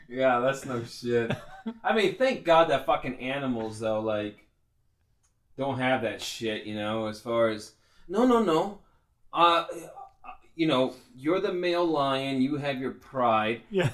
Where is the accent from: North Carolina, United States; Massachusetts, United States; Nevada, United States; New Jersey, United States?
Nevada, United States; now in Phoenix, United States; I'm from the U.S. All I know, Nevada.